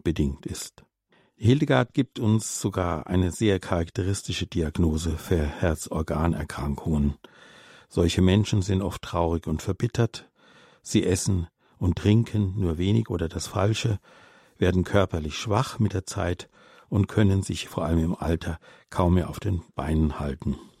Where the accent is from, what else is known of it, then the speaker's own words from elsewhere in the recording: Austria; als Österreicherin